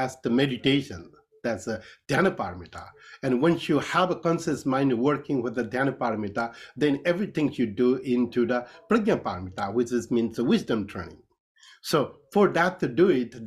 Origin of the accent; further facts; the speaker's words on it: Kathmandu Valley, Bagmati, Nepal; I was born in Nepal, so in the Kathmandu Valley